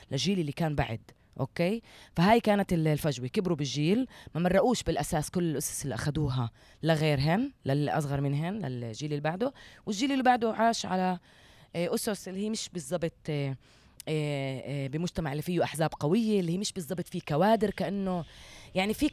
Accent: Palestine; البعد اللي عم بيكون بقلب المجتمع بيناتنا احنا كفلسطينيين

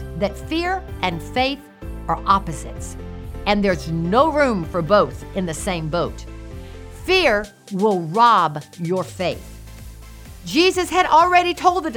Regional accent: Gulf Coast, United States; I grew up on the Gulf Coast

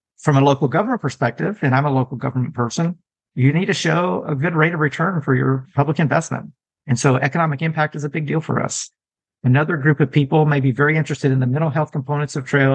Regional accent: Texas, United States; I'm a Texan

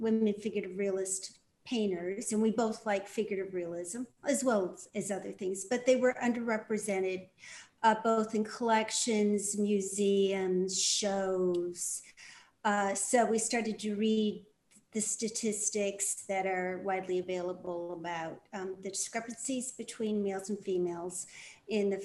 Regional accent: Dearborn, Michigan, United States; I'm from Michigan. I was born in Dearborn.

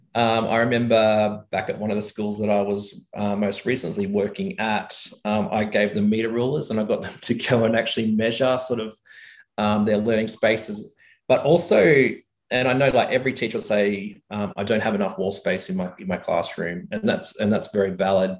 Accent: Tamworth, New South Wales, Australia; also born or lived in Sydney, Australia; now in Orange, Australia; I was born in Sydney, mm. and when I was eight years old, I, I we moved up to a, a, big cattle property out of Tamworth, New South Wales.

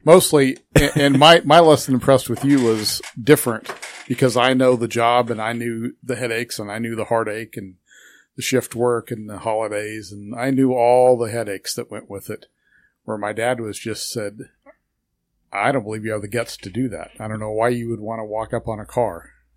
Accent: Hutchinson, Kansas, United States; also born or lived in Lyons, Kansas; I was born here in Hutchinson, Kansas, and went to school for seven years through my seventh grade year here in Hutchinson. My mom and dad moved me to Lyons

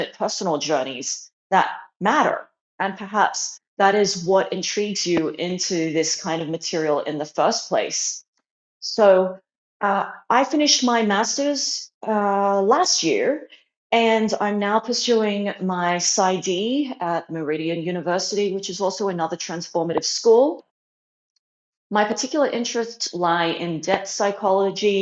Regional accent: Australia; moved away as an adult; also born or lived in China; now in Arizona, United States; I was born in China and I moved to Australia when I was 3. And then later on in my mid-20s, I moved to the USA.

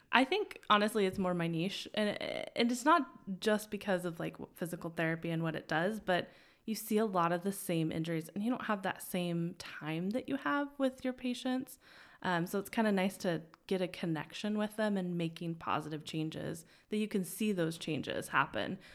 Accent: Twin Falls, Idaho, United States; also born or lived in Utah / Boise; I'm actually from Idaho. Yeah. So Um, small town in the middle of nowhere near South Central Idaho, Twin Falls area.

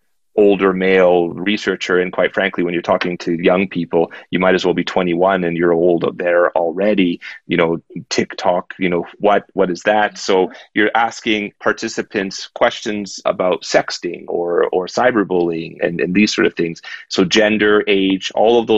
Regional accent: Canada; I'm a Canadian in Hong Kong

